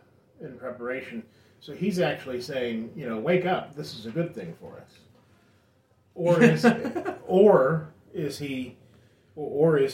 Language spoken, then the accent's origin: English; Barberton, Ohio, United States; I'm from Barberton. We say stuff differently